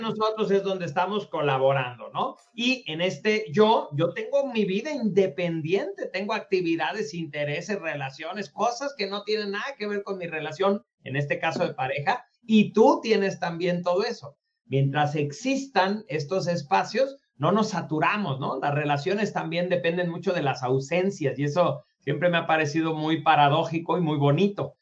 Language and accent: Spanish; Mexico; also born or lived in United States; yo como mexicano